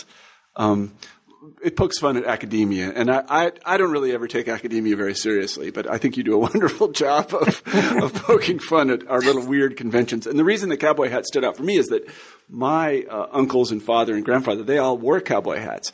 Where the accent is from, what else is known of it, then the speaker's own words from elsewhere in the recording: Midwest, United States; I'm from the Midwest.